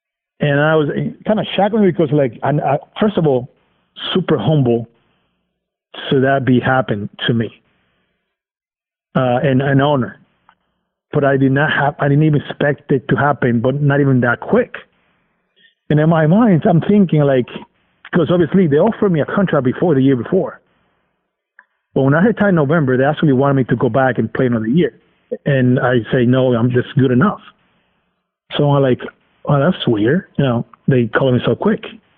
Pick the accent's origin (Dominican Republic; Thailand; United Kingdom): Dominican Republic; English is a second language; now in United States; I'm coming from Dominican, from a tropical island. I like the heat, so I just felt comfortable over there.